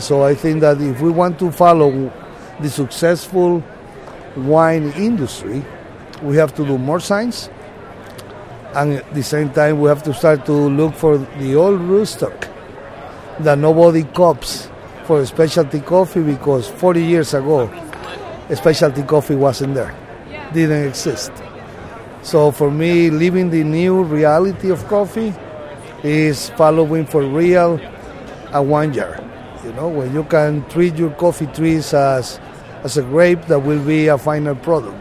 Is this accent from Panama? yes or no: yes; Boquete, Chiriquí, Panama; I come from Panama, from Boquete, a small coffee town.